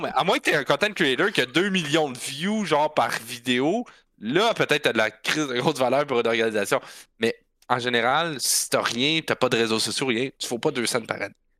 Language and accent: French; Quebec, Canada; on est Canadiens, qu'on est Québécois